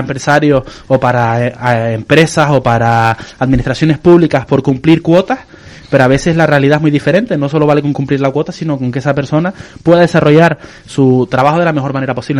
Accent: San Cristóbal de La Laguna, Canary Islands, Spain; yo que soy de la Finca España

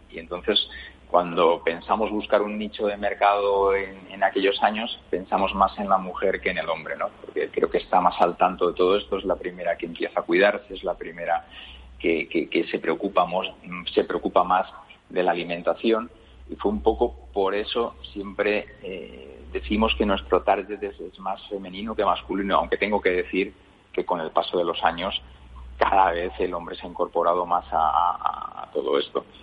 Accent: Valencian Community, Spain; yo que soy de origen valenciano

